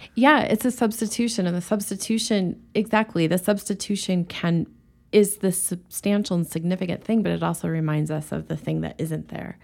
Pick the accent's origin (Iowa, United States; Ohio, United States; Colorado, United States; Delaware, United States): Colorado, United States; Rangely; also born or lived in Boulder, Colorado; born in this tiny town on the western side, close to Utah, called Range Lee, Colorado